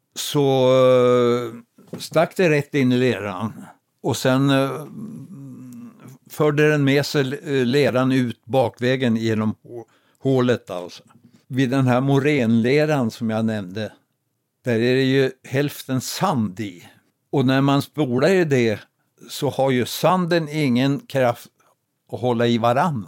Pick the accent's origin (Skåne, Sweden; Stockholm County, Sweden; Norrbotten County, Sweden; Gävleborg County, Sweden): Stockholm County, Sweden; Roslagen; är född och uppvuxen i Roslagen